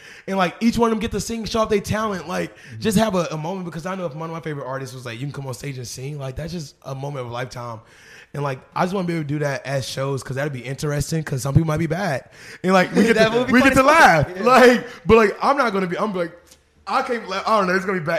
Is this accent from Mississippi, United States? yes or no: no; Arkansas, United States; I'm really most excited to have a show back at the stadium, back in my home state.